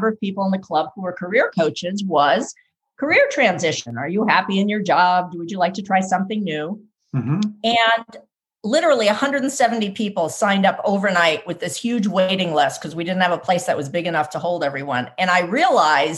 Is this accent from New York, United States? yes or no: yes; New York City, New York, United States; moved away as an adult; also born or lived in California; I am from the East Coast originally, born and raised in New York City, and moved to California to attend business school